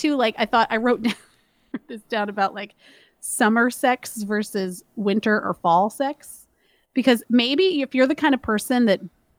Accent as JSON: {"language": "English", "town": "Miami", "region": "Florida", "country": "United States", "tie": "born or raised there", "said": "You know, like I grew up in Miami and blah, blah."}